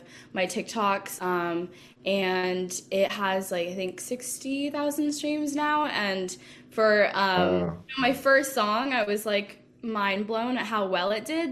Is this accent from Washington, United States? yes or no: yes; Seattle, Washington, United States; moved away; I'm from Seattle